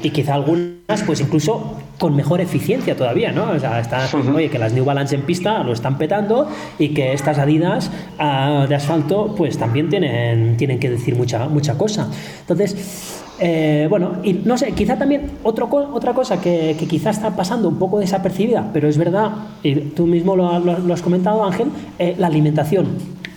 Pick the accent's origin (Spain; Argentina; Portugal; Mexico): Spain; now in Kenya; los españoles somos muy españoles